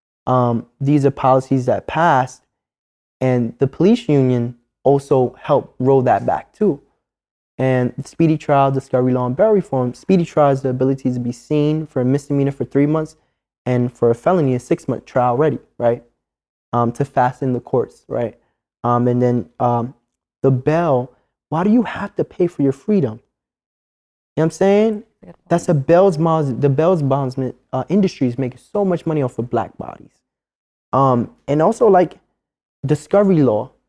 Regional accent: New York City, New York, United States; I'm from Harlem

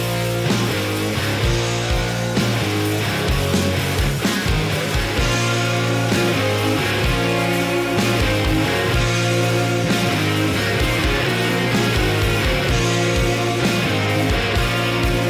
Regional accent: Alaska, United States; growing up in Alaska, back in the woods

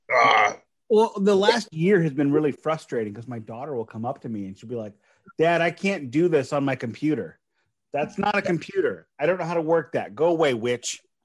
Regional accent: St. Louis, Missouri, United States; I am from St. Louis. I'm in the Midwest

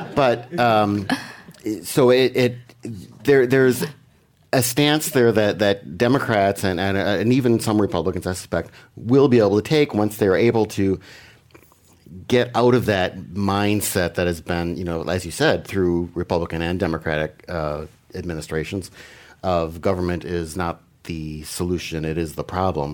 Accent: Green Bay, Wisconsin, United States; born or raised there

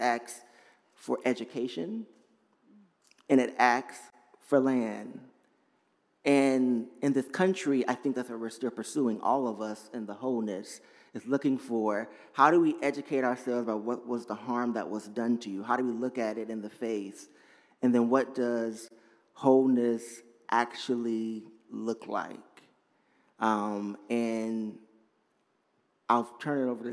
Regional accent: Atlanta, Georgia, United States; I'm originally from Georgia, Atlanta, Georgia.

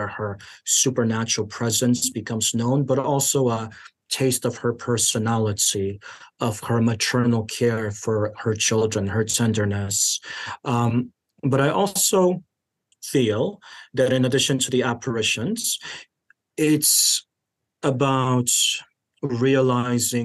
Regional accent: Chicago, Illinois, United States; I grew up in Chicago in the 90s

